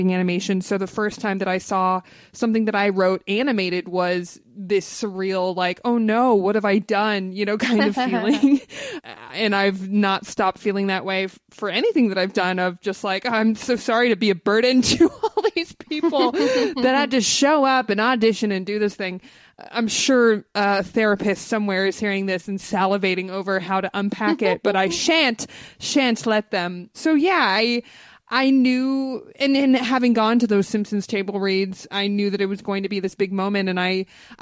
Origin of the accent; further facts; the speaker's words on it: Los Angeles, California, United States; we're both LA natives. I grew up in the Valley, you know, North Hollywood to be exact.